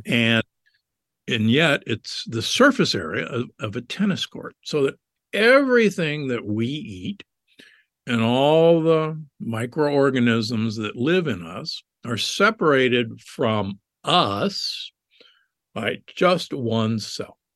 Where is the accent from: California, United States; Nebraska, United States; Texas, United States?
Nebraska, United States; Omaha; I grew up in Omaha, Nebraska